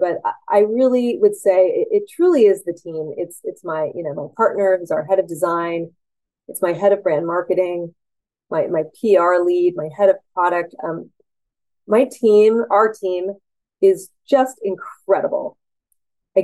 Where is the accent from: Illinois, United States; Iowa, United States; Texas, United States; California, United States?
California, United States; San Francisco; I'm a San Franciscan and I'm a Californian